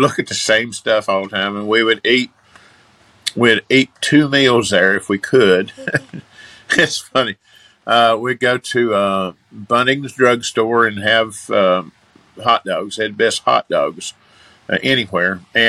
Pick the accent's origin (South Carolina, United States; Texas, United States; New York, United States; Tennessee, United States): Tennessee, United States; Bristol; moved away as an adult; now in Pigeon Forge, United States; Growing up in Bristol